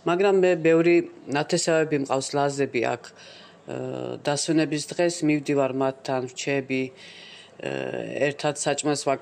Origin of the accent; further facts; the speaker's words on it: Batumi, Adjara, Georgia; moved away as an adult; now in Istanbul, Turkey; ბათუმელი ვარ, ვარ 50 წლის, 20 წელიწადზე მეტია ვარ თურქეთში სტამბოლში.